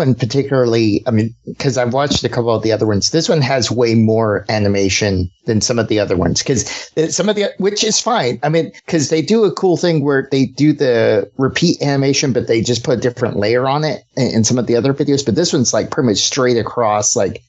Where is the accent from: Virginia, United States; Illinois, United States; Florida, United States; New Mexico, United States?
New Mexico, United States; I grew up in New Mexico, right?